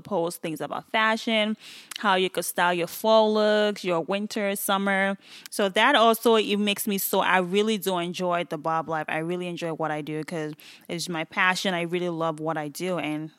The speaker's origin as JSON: {"language": "English", "country": "Nigeria", "said": "People don't actually even know I'm Nigerian."}